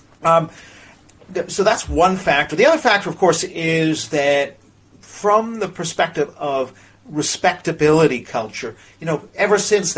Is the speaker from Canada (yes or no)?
yes; Canada; now in United Kingdom; I'm from Canada